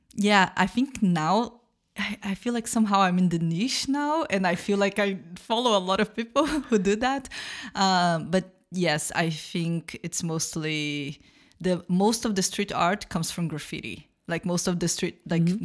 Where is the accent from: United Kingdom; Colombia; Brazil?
Brazil; moved away as an adult; now in Berlin, Germany; I am from Brazil. I live in Berlin for about two and a half years